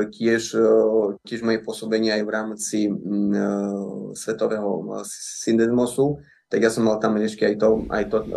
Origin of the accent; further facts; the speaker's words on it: Slovakia; čo sa týka nás, ako to sme boli zo Slovenska